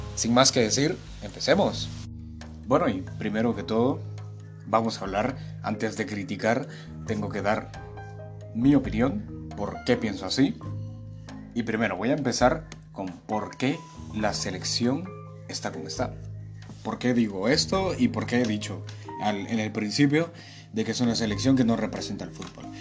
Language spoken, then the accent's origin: Spanish; Guatemala; yo soy de Guatemala, tengo 20 años, toda mi vida he vivido acá